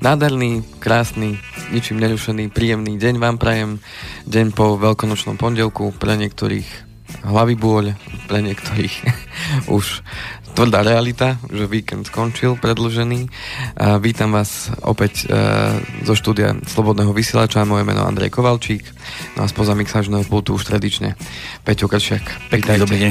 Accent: Slovenská Ľupča, Banská Bystrica Region, Slovakia; u nás na dedine v Slovenskej Lubči to tak chodí

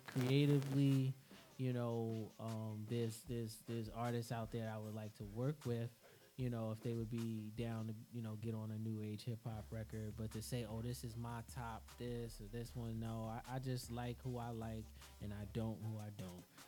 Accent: New York City, New York, United States; I'm from Queens.

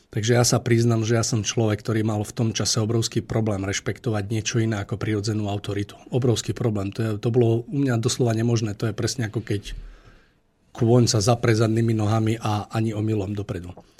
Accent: Liptovský Mikuláš, Žilina Region, Slovakia; u nás v Mikuláši

